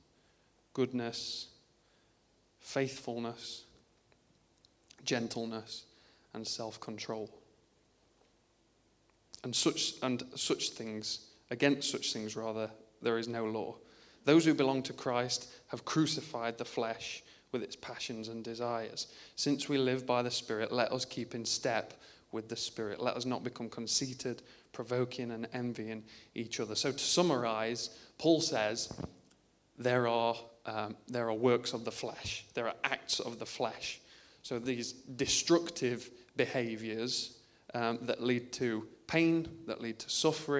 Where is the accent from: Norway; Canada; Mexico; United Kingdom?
United Kingdom; I'm British